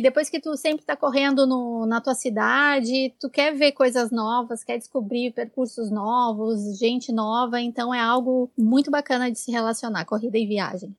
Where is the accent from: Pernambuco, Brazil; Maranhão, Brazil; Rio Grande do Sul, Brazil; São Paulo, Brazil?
Rio Grande do Sul, Brazil; Porto Alegre; eu sou de Porto Alegre